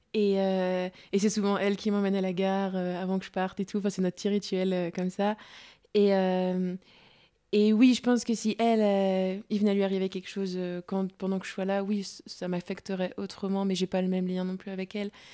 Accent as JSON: {"language": "French", "town": "Mâcon", "region": "Bourgogne-Franche-Comté", "country": "France", "said": "je suis chez moi à Macon"}